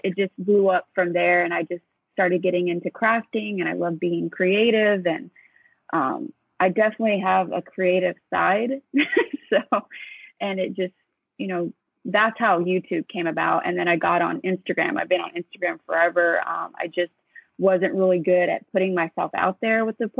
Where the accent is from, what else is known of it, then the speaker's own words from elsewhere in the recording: Texas, United States; moved away as an adult; now in Southern California, United States; I'm originally from Texas and been there my whole life. And so moving to California was like my first time being out of my home state